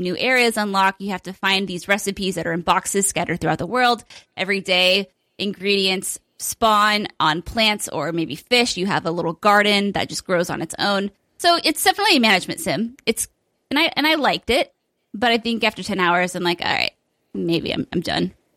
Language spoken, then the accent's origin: English; United Kingdom; as I do as Brit